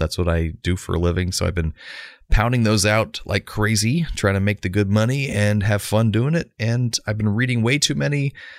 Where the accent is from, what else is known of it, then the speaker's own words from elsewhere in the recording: Orlando, Florida, United States; growing up in Orlando with friends who always had tickets